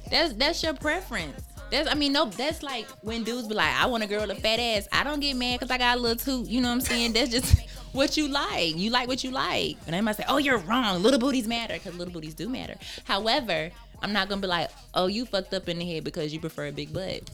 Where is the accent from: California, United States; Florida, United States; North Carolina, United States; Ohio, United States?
North Carolina, United States; Charlotte; also born or lived in Wilson, North Carolina; now in Atlanta, United States; I am from West Side of Charlotte